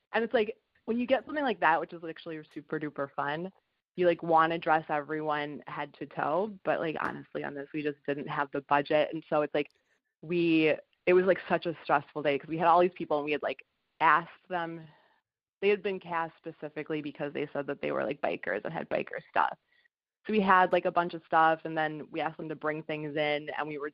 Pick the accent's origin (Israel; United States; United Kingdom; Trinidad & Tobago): United States; Minnesota; moved away; I'm from Minnesota